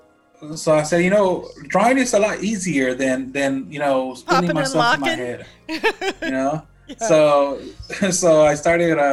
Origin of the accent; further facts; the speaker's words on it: United States; also born or lived in Guanajuato, Mexico; I came to the US when I was 1 year old